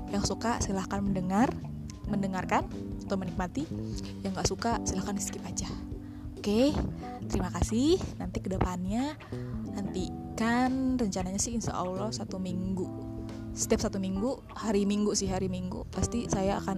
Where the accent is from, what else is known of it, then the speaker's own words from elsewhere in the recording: Karawang, West Java, Indonesia; karena saya juga orang Sunda orang Karawang oke okay?